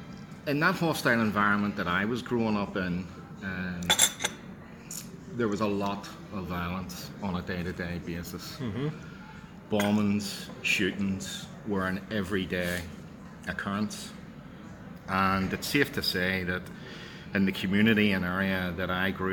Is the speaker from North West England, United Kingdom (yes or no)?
no; Belfast, Northern Ireland, United Kingdom; I was born in 1967 in Unionist Loyalist, West Belfast. I was born, reared and raised in a two-up, two-down terrace at 32 Ainsworth Drive.